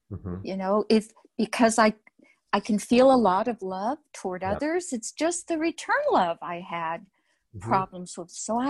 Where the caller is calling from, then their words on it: Austin, Texas, United States; I'm coming from Austin, Texas.